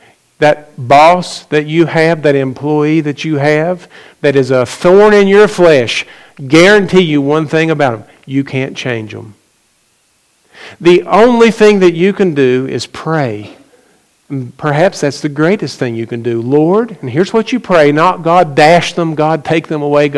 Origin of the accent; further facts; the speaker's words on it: McDowell County, West Virginia, United States; I grew up in McDowell County, West Virginia